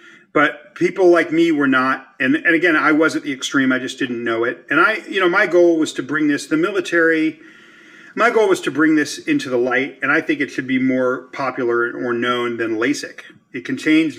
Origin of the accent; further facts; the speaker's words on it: Los Angeles, California, United States; moved away; the Mexican neighborhoods where I grew up in Los Angeles